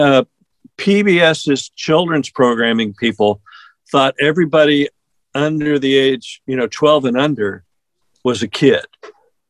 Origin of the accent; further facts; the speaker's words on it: California, United States; where I grew up in California